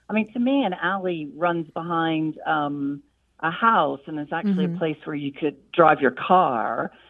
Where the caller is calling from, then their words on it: Cincinnati, Ohio, United States; also born or lived in Sussex, England; I'm calling from Cincinnati.